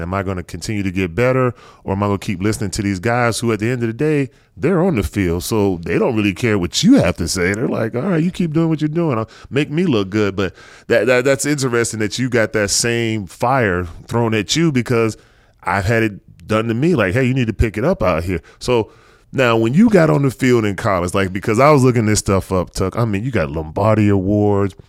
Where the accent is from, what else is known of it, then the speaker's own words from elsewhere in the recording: North Carolina, United States; me growing up in North Carolina